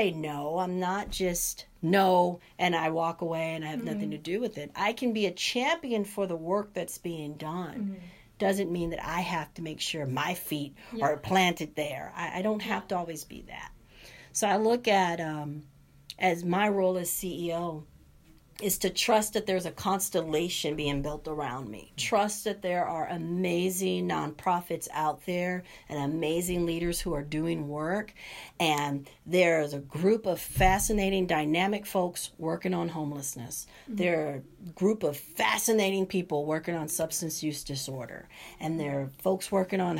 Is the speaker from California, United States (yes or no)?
yes; Los Angeles, California, United States; moved away as an adult; also born or lived in Charleston, South Carolina; now in Santa Cruz, United States; I'm someone who was born and raised in South Central Los Angeles